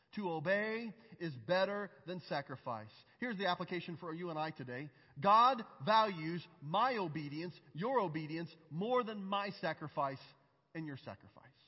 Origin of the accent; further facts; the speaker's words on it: United States; I'm an American from a red state.